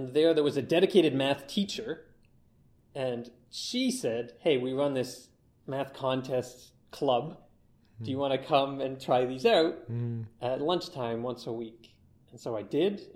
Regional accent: Durham Region, Ontario, Canada; I'm from Durham region, which is a little away from Toronto.

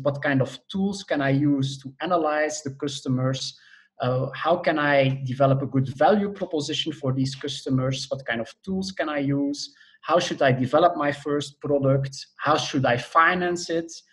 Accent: Belgium; moved away as an adult; also born or lived in Netherlands; now in Germany; Originally, I'm from Belgium.

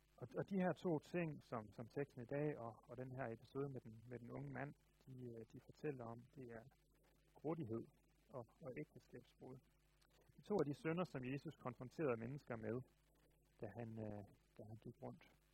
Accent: Denmark; Jeg tror, jeg er meget klassisk dansker

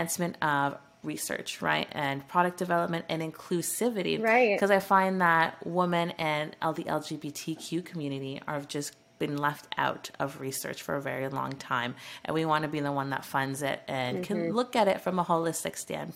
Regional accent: Canada; as a Canadian

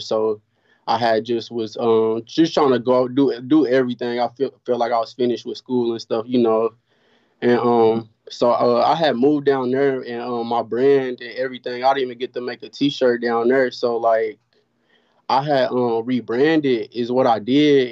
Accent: Oklahoma City, Oklahoma, United States; I'm from Oklahoma City

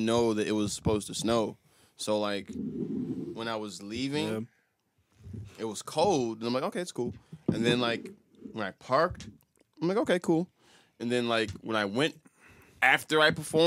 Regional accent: Michigan, United States; I grew up like in Michigan.

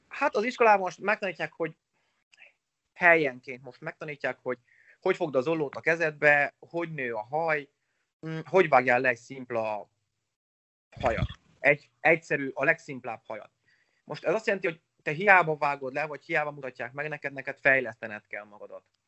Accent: Sălaj County, Romania; also born or lived in Oradea, Romania; én 87-ben születtem Nagyváradon, gyermekkorom nagy részét Szilány megyébe töltöttem nagyszüleimnél

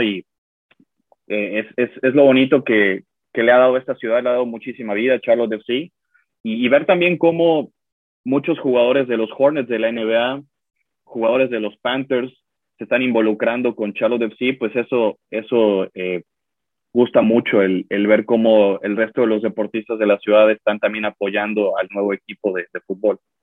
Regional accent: Mexico; como mexicanos

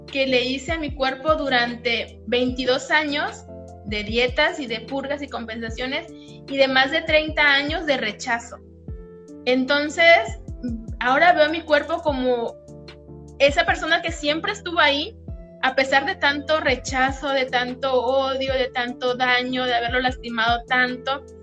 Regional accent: Mexico; soy de México, tengo 34 años

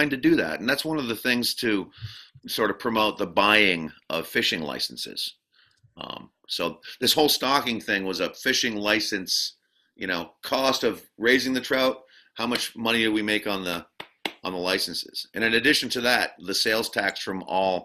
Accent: Barnard, Vermont, United States; also born or lived in Randolph, Vermont; I was born in Randolph, and I grew up in a town called Barnard, which is a little town kind of north of Woodstock, Vermont

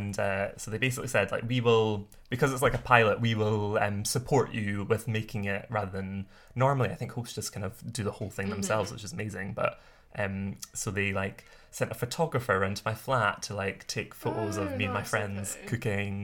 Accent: Scotland, United Kingdom; growing up in Scotland

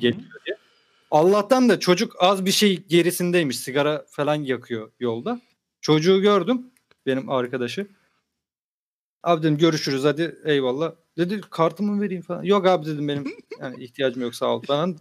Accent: Samsun, Turkey; Dedim ben Samsunluyum.

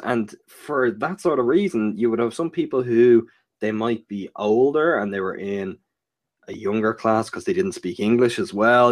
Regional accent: Ireland; born or raised there

